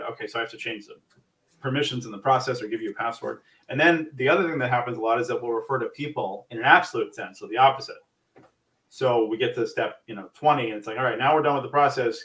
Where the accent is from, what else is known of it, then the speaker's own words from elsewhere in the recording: New York, United States; moved away as an adult; now in New Jersey, United States; I am born and raised in New York. I've been in New Jersey for a year now